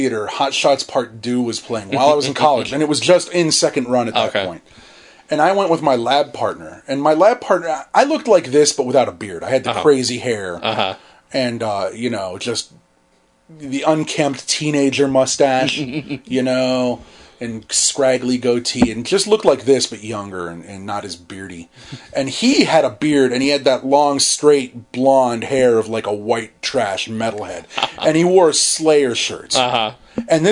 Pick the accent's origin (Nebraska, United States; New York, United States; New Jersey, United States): Nebraska, United States; accent: American; moved away; when I was a kid growing up in Nebraska, where I was the only Jewish kid in the town